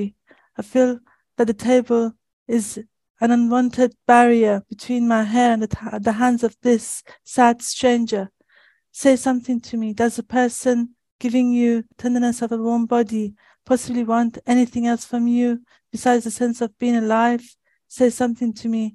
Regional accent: Shiraz, Fars, Iran; moved away as an adult; now in United Kingdom; I was born in 1964 in Shiraz, Iran

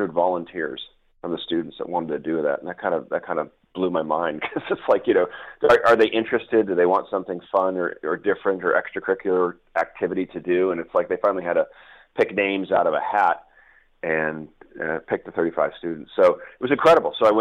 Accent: Newport Beach, California, United States; also born or lived in Wellesley, Massachusetts / England; now in San Diego, United States; I'm actually originally from Newport Beach, California

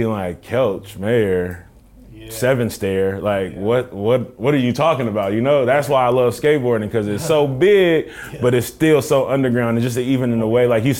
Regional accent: Richmond, California, United States; also born or lived in Oakland; I'm from Richmond

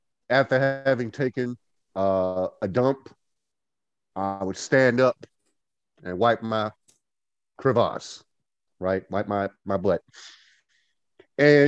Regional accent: Goldsboro, North Carolina, United States; now in Winston-Salem, United States; From Goldsboro, North Carolina. Living in Winston-Salem.

